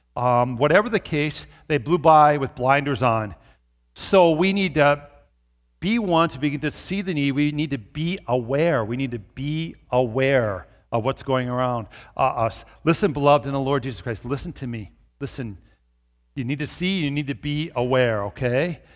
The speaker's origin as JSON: {"language": "English", "town": "Brooklyn Park", "region": "Minnesota", "country": "United States", "tie": "born or raised there", "moved": "yes", "lives_now": "Brookings, United States", "said": "I grew up in Brooklyn Park by the Twin Cities"}